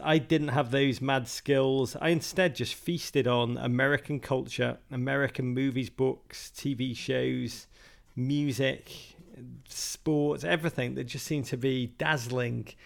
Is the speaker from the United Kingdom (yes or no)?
yes; Liverpool, North West England, United Kingdom; moved away as an adult; now in United States; I grew up in Liverpool.